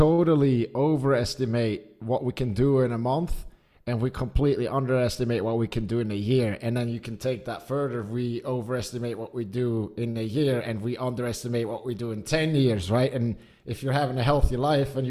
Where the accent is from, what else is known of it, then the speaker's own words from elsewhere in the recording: Zurich, Switzerland; also born or lived in United States; I was born and raised outside of Zurich, or I was born in Zurich and then kind of raised a bit outside.